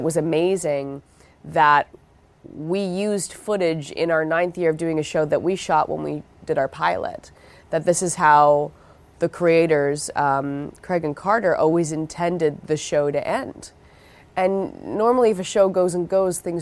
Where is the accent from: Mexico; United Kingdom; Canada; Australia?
Canada; Vancouver, British Columbia; I grew up in Vancouver, and I did theater in high school